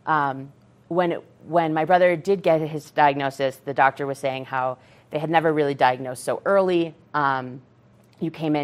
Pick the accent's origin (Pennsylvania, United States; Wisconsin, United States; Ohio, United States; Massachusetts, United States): Massachusetts, United States; now in Colorado, United States; we're from Massachusetts